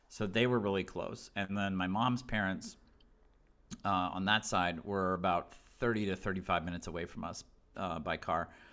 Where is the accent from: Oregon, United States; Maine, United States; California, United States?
Maine, United States; Southern; I grew up in Southern Maine